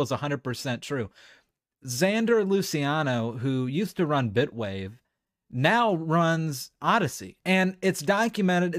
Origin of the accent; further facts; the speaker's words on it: United States; I'm an American man